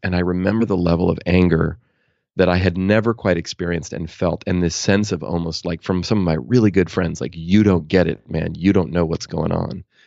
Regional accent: Oakland, California, United States; I grew up in Oakland, California

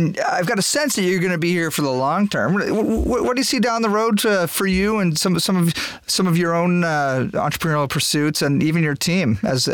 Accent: New Brunswick, Canada; guys, we're going to go in there and we're going to own this place because we're from New Brunswick.

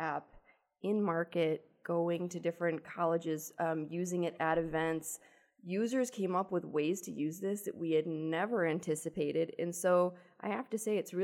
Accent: Buffalo, New York, United States; I'm from Buffalo

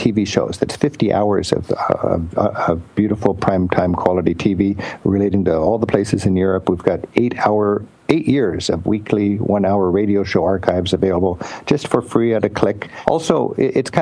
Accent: United States; I'm an American.

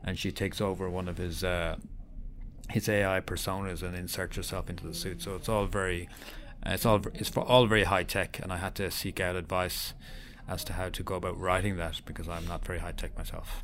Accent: Ireland; accent: Irish; As you can tell from my accent, I'm Irish

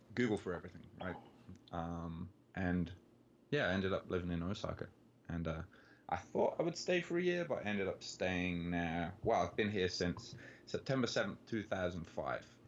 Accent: Birmingham, West Midlands, United Kingdom; moved away as an adult; now in Tokyo, Japan; I'm from Birmingham in England, which is the second biggest city.

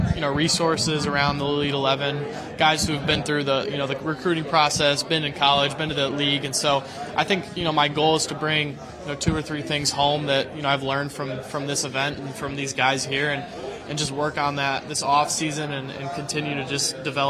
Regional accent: Midwest, United States; We're from the Midwest. So we're here to represent.

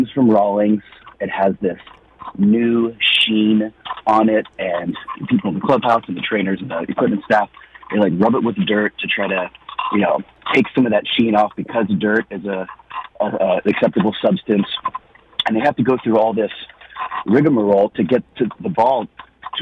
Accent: Los Angeles, California, United States; now in Philadelphia, United States; I was born and raised in Los Angeles

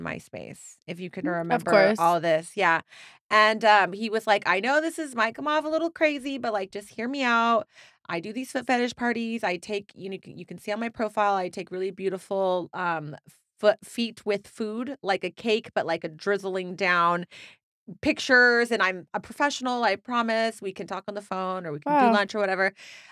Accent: Galt, California, United States; moved away as an adult; I'm from Sacramento.

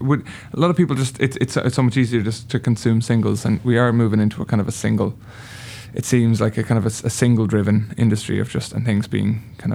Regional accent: Ireland; No one knew I was from Ireland.

